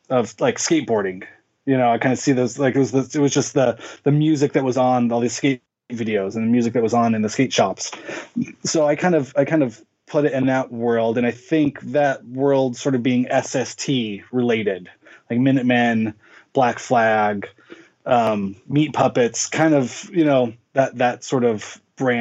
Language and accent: English; Inland Empire, Southern California, United States; I grew up in Southern California. I was born in 1981. Grew up in the Inland Empire, which is kind of the desert region of Southern California